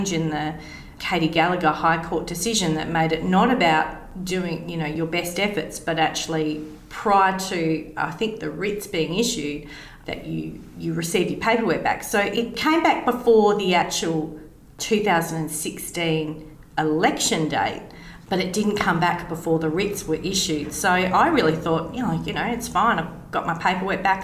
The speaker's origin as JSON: {"language": "English", "region": "South Australia", "country": "Australia", "tie": "born or raised there", "also_born_or_lived": "Torquay, England"}